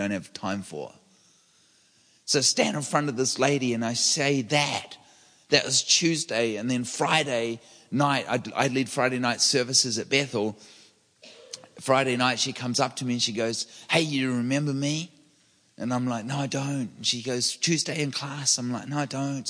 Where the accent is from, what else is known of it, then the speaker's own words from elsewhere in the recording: New Zealand; now in Redding, United States; I'm from New Zealand. I live in Redding, California, and I'm a public speaker and an author.